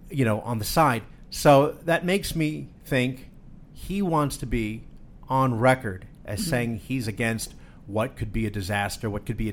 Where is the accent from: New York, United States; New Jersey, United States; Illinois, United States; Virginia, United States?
New Jersey, United States; I'm from New Jersey.